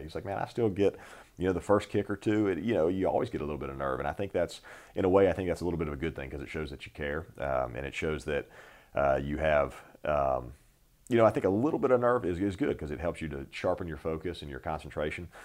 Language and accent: English; North Carolina, United States; I grew up in North Carolina